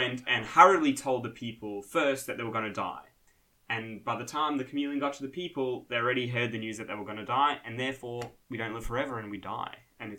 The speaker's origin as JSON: {"language": "English", "country": "South Africa", "moved": "yes", "said": "I'm originally from South Africa."}